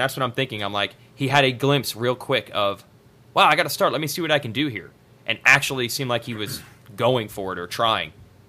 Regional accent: New Jersey, United States; I'm even from New Jersey

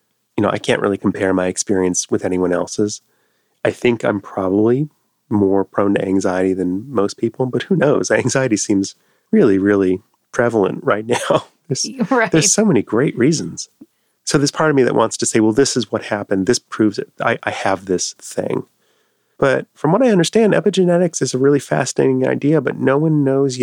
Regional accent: Washington, District of Columbia, United States; Growing up in D.C.

